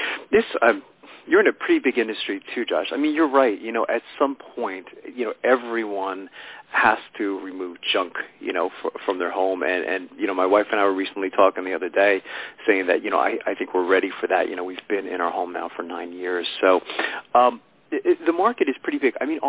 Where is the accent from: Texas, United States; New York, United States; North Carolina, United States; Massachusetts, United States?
New York, United States; born there; now in Pennsylvania, United States; I was born in New York, and so I don't even have to ask you how the weather is there today because I'm in Pennsylvania.